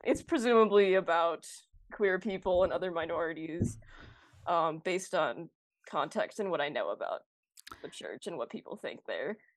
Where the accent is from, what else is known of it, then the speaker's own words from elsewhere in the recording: North Oaks, Minnesota, United States; also born or lived in Roseville, Minnesota; I was born and raised in Minnesota, um, the northern suburbs, so, like, Roseville and then North Oaks.